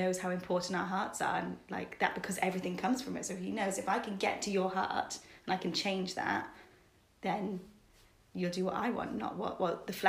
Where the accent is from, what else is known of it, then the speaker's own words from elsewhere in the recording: Cardiff, Wales, United Kingdom; moved away as an adult; now in Bristol, United Kingdom; I'm originally from Cardiff. You might be able to tell from my accent, but I moved to Bristol 7 years ago for university and have just stayed here.